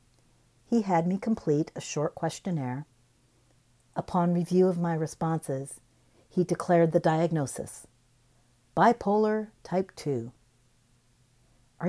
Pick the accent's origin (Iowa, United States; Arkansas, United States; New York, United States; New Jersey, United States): Iowa, United States; Cedar Rapids; moved away as an adult; I live in Cedar Rapids, where I was born and raised